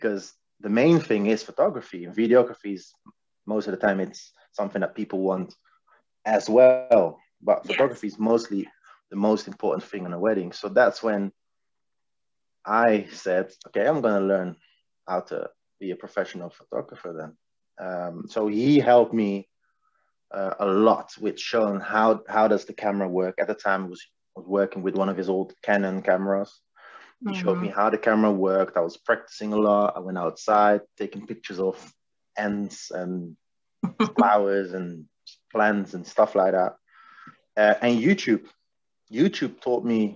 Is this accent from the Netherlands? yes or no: yes; The Hague, South Holland, Netherlands; now in England; I'm from The Hague, a city in Holland.